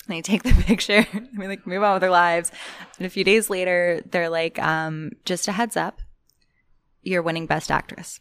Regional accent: North Carolina, United States; I grew up in North Carolina

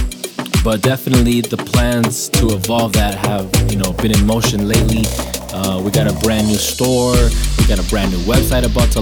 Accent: Escondido, California, United States; I'm from Escondido, which is in the northern county of San Diego.

